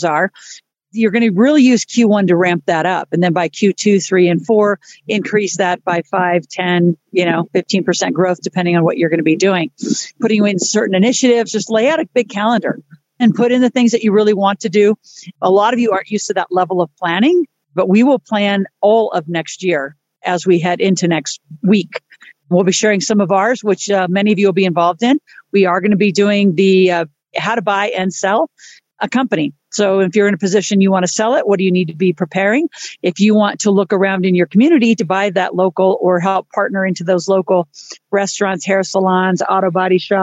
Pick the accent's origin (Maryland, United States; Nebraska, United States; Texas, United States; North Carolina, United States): Nebraska, United States; moved away; I grew up in Nebraska, lovely place